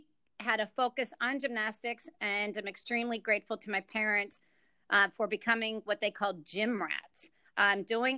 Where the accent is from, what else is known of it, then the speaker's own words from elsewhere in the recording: Johnstown, Pennsylvania, United States; moved away; I'm from Johnstown, Pennsylvania